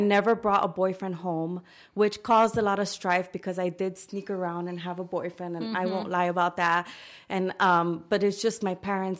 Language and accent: English; Dominican Republic; born there; I was born in the Dominican Republic, and I love to say that because I love to be true to my heritage as much as I can.